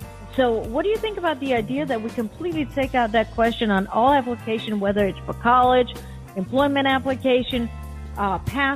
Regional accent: Denmark; moved away as an adult; now in Miami, United States; I grew up in Denmark

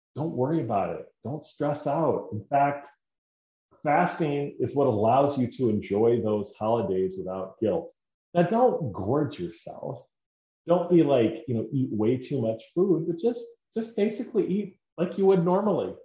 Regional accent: Decorah, Iowa, United States; moved away; my hometown is Decorah

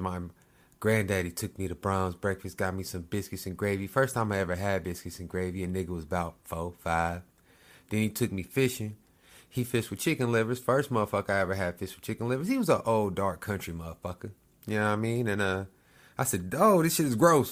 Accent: Lawton, Oklahoma, United States; moved away; My hometown, I'm from this little, little spot, Oklahoma. Lawton L Town

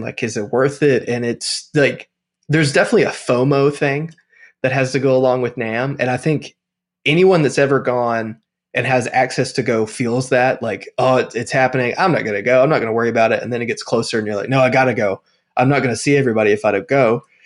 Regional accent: Tennessee, United States; now in Nashville, United States; I've lived in Tennessee my whole life. So I grew up only like an hour and a half from Nashville

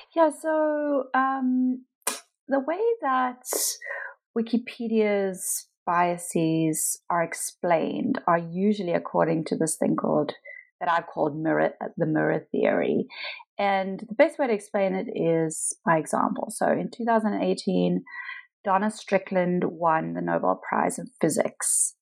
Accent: Pietermaritzburg, KwaZulu-Natal, South Africa; moved away; so I am South African. I lived in South Africa most of my life. I was born in a small town called Pietermaritzburg uh, near Durban, uh, which is on the kind of east coast of South Africa.

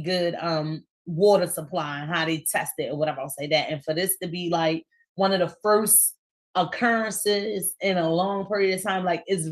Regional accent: Baltimore, Maryland, United States; I'm from East Baltimore, so now I reside over West

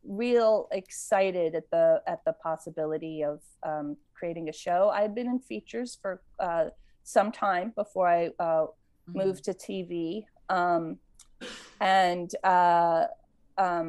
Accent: United States; moved away as an adult; also born or lived in Maryland / Pennsylvania / California; I grew up in Maryland and Pennsylvania and moved out to California when I was 18 to go to CalArts

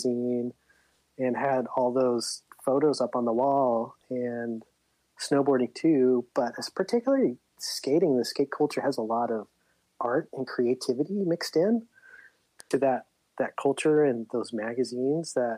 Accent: Livermore, California, United States; moved away as an adult; now in San Luis Obispo, United States; I grew up in Livermore in the East Bay

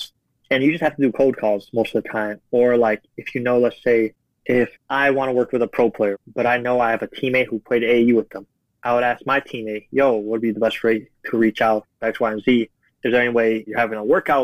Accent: Chicago, Illinois, United States; I grew up in Chicago

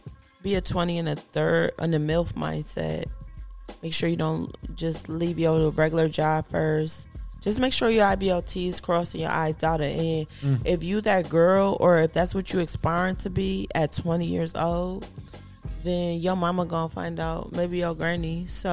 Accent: East Coast, United States; Like, I feel like at 18, I'm from the East Coast. Like, I was already a boss.

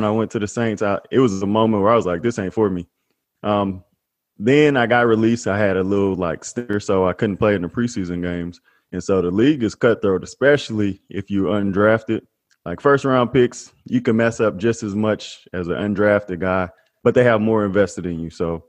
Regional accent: Sulzbach-Rosenberg, Bavaria, Germany; born there; So I was born in Sulzbach, Rosenberg, Germany.

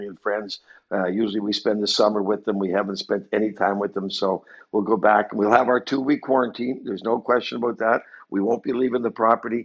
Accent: Halifax, Nova Scotia, Canada; born or raised there; also born or lived in Moncton, New Brunswick

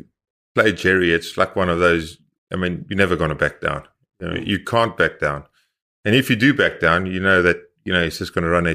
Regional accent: South Africa; You know, all of a sudden, we as South African build up a resilience and a reputation.

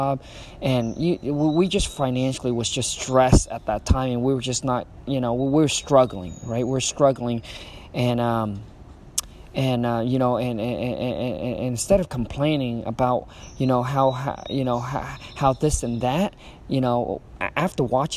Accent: Vietnam; moved away; when I was raised back in Vietnam

